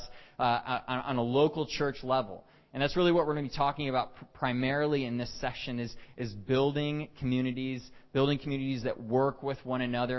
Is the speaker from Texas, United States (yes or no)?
yes; Texas, United States; moved away as an adult; now in Canada; I'm originally from Texas and have lived in Canada for about 8.5 years now.